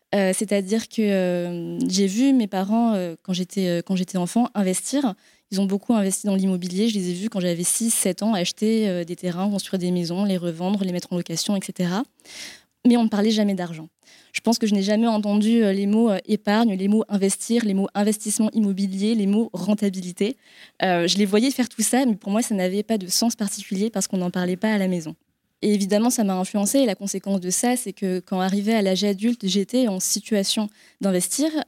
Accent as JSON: {"language": "French", "country": "France", "tie": "born or raised there", "also_born_or_lived": "Vietnam", "said": "j'étais adoptée euh, à l'âge de 6 mois par mes parents, euh, qui sont du coup euh, bah, effectivement très franco-français"}